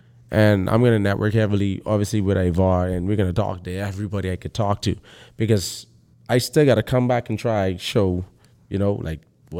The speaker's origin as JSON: {"language": "English", "country": "Bahamas", "said": "It's like, Bahamian? They're like, what's that? I'm like, oh, I'm from the Bahamas."}